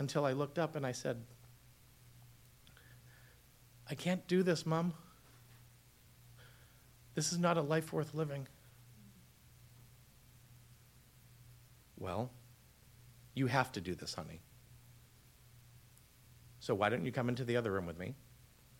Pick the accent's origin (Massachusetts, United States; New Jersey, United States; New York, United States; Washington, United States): Massachusetts, United States; Boston; now in Los Angeles, United States; We're Boston Irish Catholic